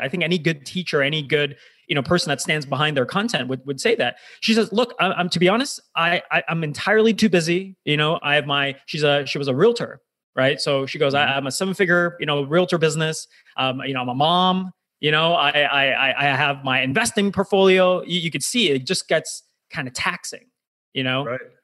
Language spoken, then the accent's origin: English; United States; now in Toronto, Canada; I'm Canadian, but I actually grew up in, in the US, did my developmental formative years